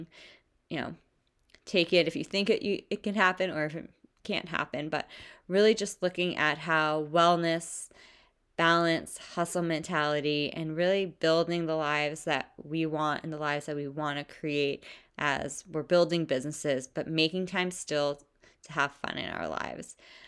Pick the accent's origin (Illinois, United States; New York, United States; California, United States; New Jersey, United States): New Jersey, United States; Bergen County; I'm from New Jersey.